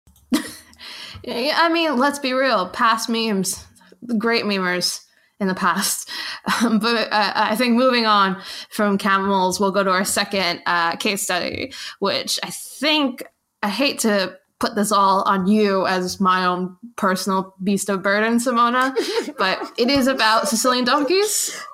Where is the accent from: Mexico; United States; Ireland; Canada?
United States; New York; growing up in New York, uh, have I have I mentioned by the way that I'm from New York